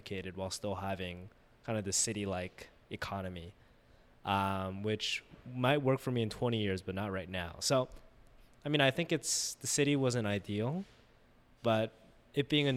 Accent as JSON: {"language": "English", "region": "New York", "country": "United States", "tie": "born or raised there", "moved": "as an adult", "said": "growing up in New York and then going to school locally"}